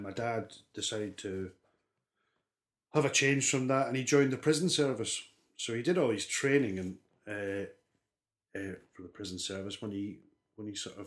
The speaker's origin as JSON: {"language": "English", "town": "Armadale", "region": "Scotland", "country": "United Kingdom", "tie": "born or raised there", "also_born_or_lived": "Bathgate, Scotland", "accent": "north of the border", "moved": "yes", "lives_now": "South Wales, United Kingdom", "said": "I was born in Bathgay, which is in West Lothian, Scotland. So West Lothian's an area halfway between Glasgow and Edinburgh. And I was born sort of in Bathgay. From the first 10, 11 years of my life, I lived in a little town called Armadale"}